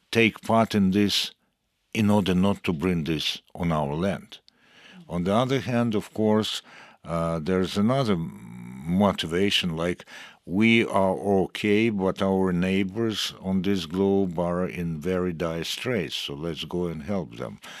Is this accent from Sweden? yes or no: yes; Sweden; English is a second language; I'm originally from Sweden.